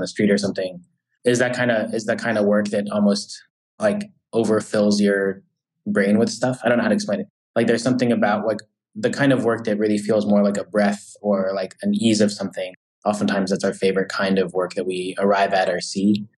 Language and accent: English; San Diego, California, United States; moved away as an adult; now in New York, United States; I'm from San Diego. So I, I did the whole like first half of my life in California